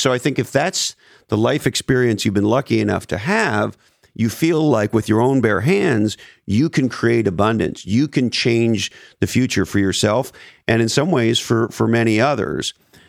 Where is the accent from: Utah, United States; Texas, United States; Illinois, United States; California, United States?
California, United States; we may be biased because, you know, we grew up in Silicon Valley.